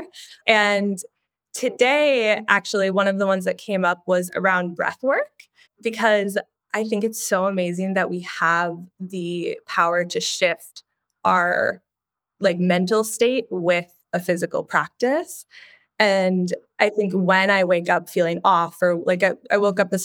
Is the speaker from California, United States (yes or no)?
no; Minnesota, United States; I grew up in the Midwest in Minnesota and was up at a cabin every weekend